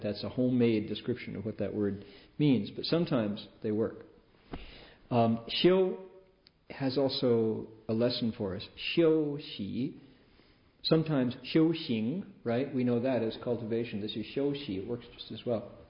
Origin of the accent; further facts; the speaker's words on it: Toledo, Ohio, United States; Growing up in Toledo